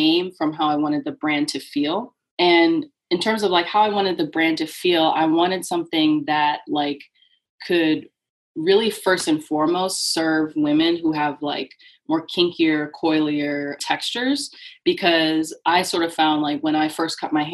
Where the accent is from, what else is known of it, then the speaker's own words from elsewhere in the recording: New Jersey, United States; now in Connecticut, United States; I live in Connecticut. I'm originally from New Jersey